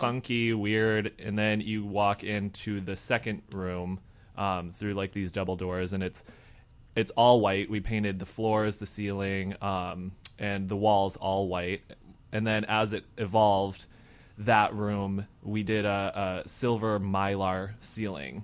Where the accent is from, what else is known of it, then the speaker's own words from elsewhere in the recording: Michigan, United States; now in Chicago, United States; I'm from Michigan